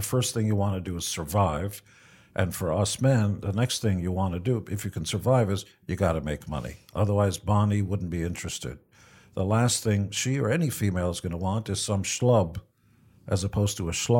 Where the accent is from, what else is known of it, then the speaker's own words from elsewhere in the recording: Israel; English is a second language; now in United States; I wanted to give back because I came from Israel and had nothing. And I was shocked that America was willing to give me every opportunity